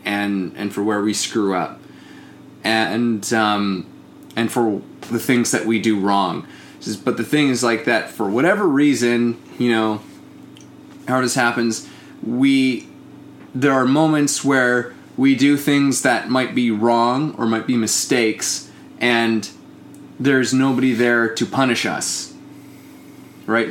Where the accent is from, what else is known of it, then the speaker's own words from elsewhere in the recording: Canada; I'm Canadian